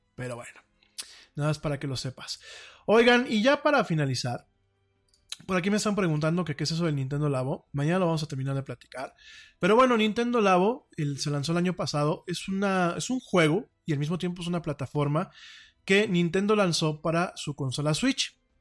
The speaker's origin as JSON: {"language": "Spanish", "country": "Mexico", "said": "orgullosamente soy mexicano, aquí vivo y aquí me pienso morir"}